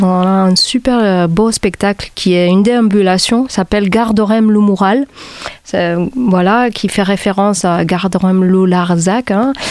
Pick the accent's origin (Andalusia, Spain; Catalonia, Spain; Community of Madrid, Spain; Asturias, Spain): Catalonia, Spain; Barcelona; moved away as an adult; now in Montpellier, France; Je viens de Barcelone et je suis arrivée ici dans les années 2000